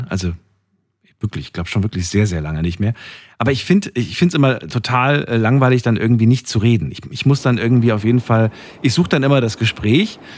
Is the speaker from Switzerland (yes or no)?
no; Dortmund, North Rhine-Westphalia, Germany; …, grüß dich. Woher bist du? Aus Dortmund.